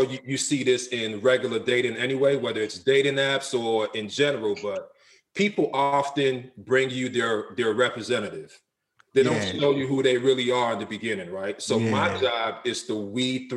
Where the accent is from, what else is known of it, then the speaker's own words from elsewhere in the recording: Nigeria; now in United States; I'm from Nigeria. On my mother's side, I'm from the Isoko tribe.